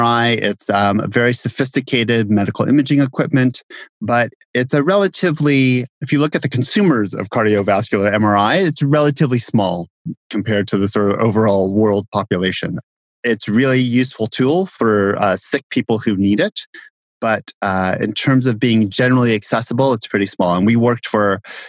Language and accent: English; Southern California, United States; also born or lived in Bay Area, California / Baltimore, Maryland; I grew up in Southern California